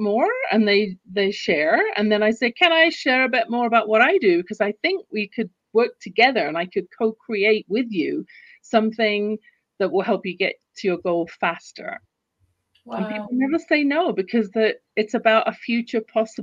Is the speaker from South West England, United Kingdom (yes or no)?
no; London, United Kingdom; now in Calgary, Canada; You can tell from my accent, I wasn't born in the US or Canada where I live. I live in Canada, in Calgary, Alberta right now. But I was born in London, England.